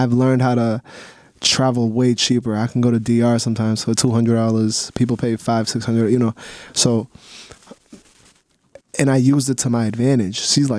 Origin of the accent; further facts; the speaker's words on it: Lynn, Massachusetts, United States; It was a typical, you know, we're from Ling, Mass. I'm from Ling, Mass. Like, typical.